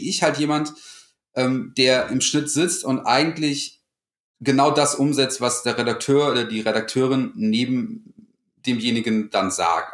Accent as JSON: {"language": "German", "region": "North Rhine-Westphalia", "country": "Germany", "moved": "as an adult", "lives_now": "Cologne, Germany", "said": "ursprünglich komme ich eigentlich vom Niederrhein, kleines Dorf"}